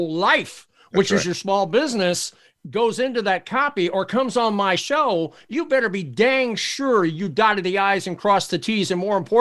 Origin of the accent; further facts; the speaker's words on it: Arlington, Virginia, United States; also born or lived in Washington, D.C.; I was born in Washington, D.C. My dad was USDA for 33 years. I'm a government brat. I was raised in Arlington, Virginia